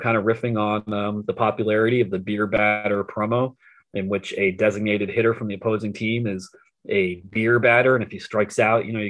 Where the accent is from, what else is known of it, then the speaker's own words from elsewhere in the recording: Philadelphia, Pennsylvania, United States; growing up in the Philadelphia area